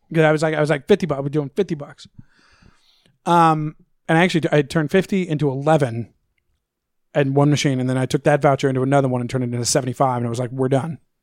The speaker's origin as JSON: {"language": "English", "region": "Missouri", "country": "United States", "said": "I'm from Missouri"}